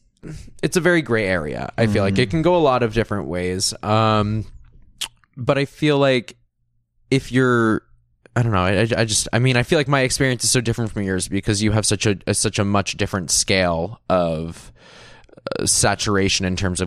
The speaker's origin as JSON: {"language": "English", "region": "Florida", "country": "United States", "said": "I'm someone like from Florida"}